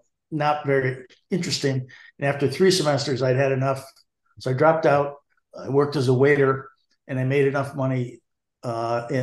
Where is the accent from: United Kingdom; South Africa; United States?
United States; South Hadley, Massachusetts; I grew up in a little town just south of Amherst, South Hadley